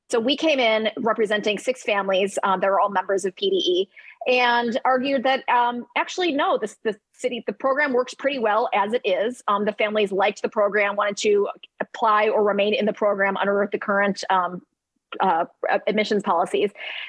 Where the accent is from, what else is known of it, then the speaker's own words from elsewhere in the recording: New York, United States; You know, as a New Yorker, that it's very much a hot political issue.